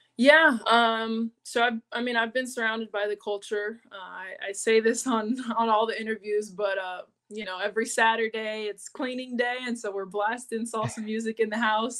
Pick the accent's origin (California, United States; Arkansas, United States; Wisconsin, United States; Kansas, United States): California, United States; San Diego; also born or lived in Monterey, California; I was born in Monterey, California, but I was raised in San Diego, California